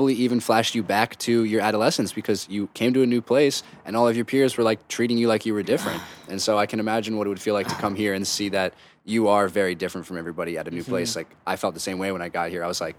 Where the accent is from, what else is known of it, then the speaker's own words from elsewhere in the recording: Delaware, United States; moved away as an adult; also born or lived in New Jersey; But I was from Delaware, and, well, I still am from Delaware. But then I went to a school in New Jersey